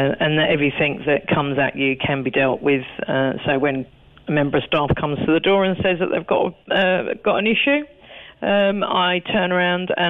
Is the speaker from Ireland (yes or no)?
yes; Cork, Munster, Ireland; now in London, United Kingdom